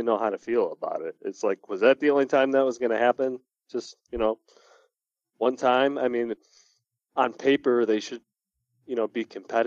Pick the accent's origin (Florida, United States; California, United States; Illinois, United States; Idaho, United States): Illinois, United States; Oak Lawn; I was from Oak Lawn, which was right outside the city.